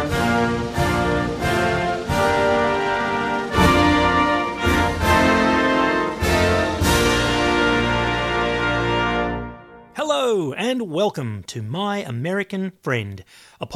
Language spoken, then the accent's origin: English; Australia; I'm from Australia